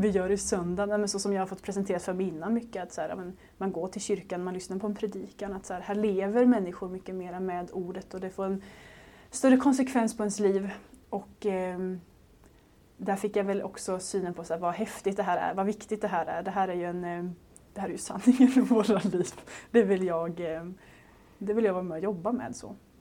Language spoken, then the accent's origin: Swedish; Småland, Sweden; moved away; jag kom ner från Småland annars, där jag växte upp